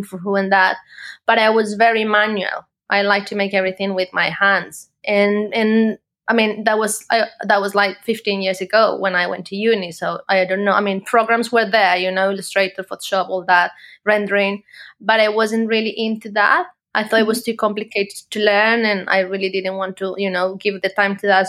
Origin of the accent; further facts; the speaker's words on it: Colombia; moved away as an adult; now in United Kingdom; So I am from Colombia originally. I live now in the UK. I've lived here for the last 8 years